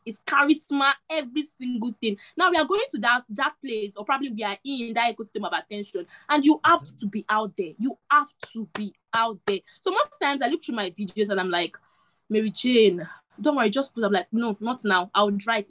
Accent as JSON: {"language": "English", "country": "Nigeria", "said": "I'm a Nigerian"}